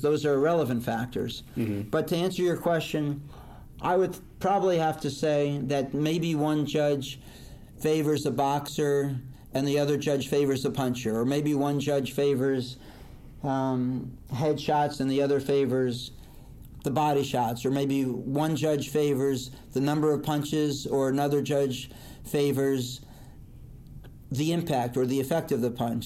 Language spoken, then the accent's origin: English; Fair Lawn, New Jersey, United States; also born or lived in Paterson, New Jersey / River Vale, New Jersey; I was born in Paterson, New Jersey, grew up in Fairlawn, live in Rivervale, and work right now in Montvale